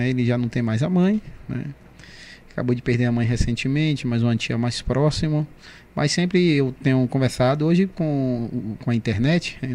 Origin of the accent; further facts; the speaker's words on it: Bahia, Brazil; você, nós brasileiros, e vou falar como nordestino, baiano, que gostamos muito de do acolhimento, do abraço, do acolchego, né?